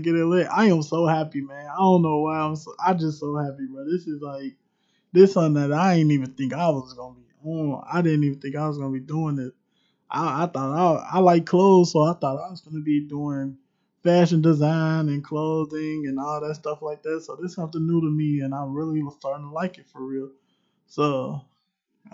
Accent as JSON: {"language": "English", "town": "Cincinnati", "region": "Ohio", "country": "United States", "said": "I am straight from Cincinnati, straight from the city."}